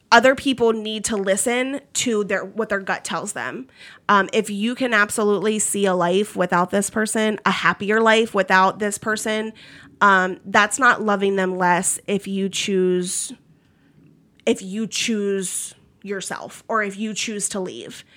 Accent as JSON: {"language": "English", "region": "Maryland", "country": "United States", "also_born_or_lived": "Philadelphia, Pennsylvania / Florida", "moved": "as an adult", "lives_now": "Kentucky, United States", "said": "I'm not from Kentucky. I'm from Maryland."}